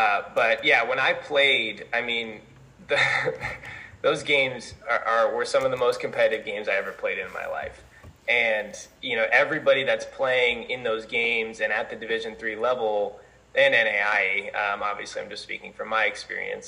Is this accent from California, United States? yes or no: no; Colorado, United States; moved away as an adult; now in Mount Vernon, United States; I'm originally from Colorado. I obviously attended high school out there